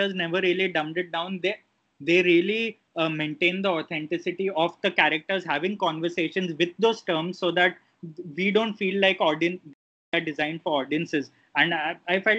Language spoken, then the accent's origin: English; Ahmedabad, Gujarat, India; I'm from Ahmedabad